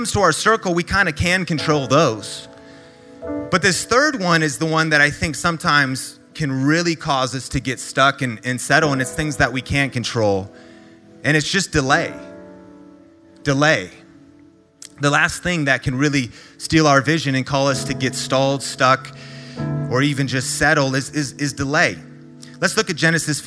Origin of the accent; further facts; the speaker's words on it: Marysville, Washington, United States; back when I was growing up in Marysville, Washington. That's an hour north of Seattle, Washington